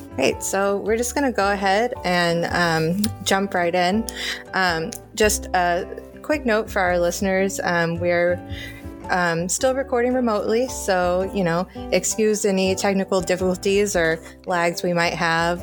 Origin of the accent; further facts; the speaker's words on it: the South, United States; moved away; I grew up in the South